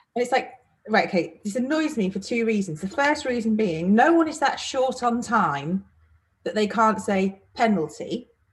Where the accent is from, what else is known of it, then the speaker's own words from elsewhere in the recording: Manchester, North West England, United Kingdom; I am from Manchester